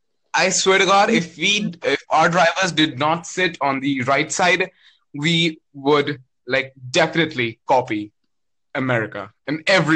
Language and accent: English; India; I'm from India.